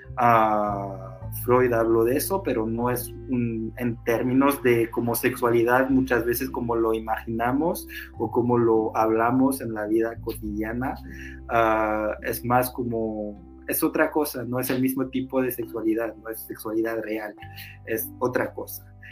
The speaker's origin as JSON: {"language": "Spanish", "country": "Portugal", "second_language": "Spanish", "moved": "yes", "lives_now": "France", "said": "Yo soy portugués también"}